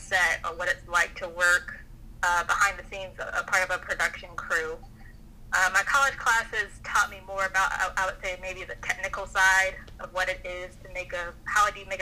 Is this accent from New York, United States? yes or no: no; Atlanta, Georgia, United States; also born or lived in Augusta; I'm originally from Atlanta